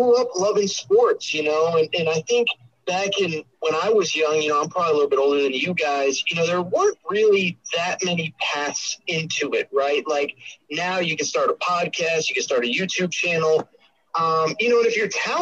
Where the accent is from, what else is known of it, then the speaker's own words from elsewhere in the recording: Connecticut, United States; I grew up in Connecticut